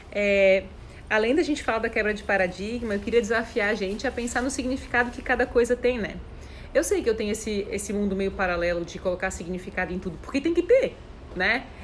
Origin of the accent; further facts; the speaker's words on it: Foz do Iguaçu, Paraná, Brazil; Sou de Foz é Geis, então, o pessoal da, da Conscienciologia é daí, né?